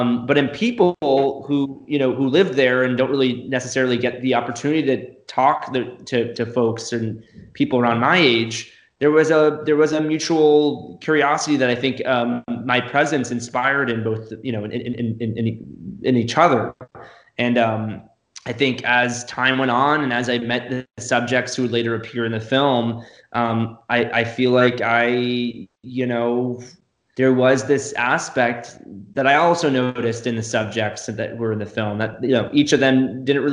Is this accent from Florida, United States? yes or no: yes; Florida, United States; I'm from Florida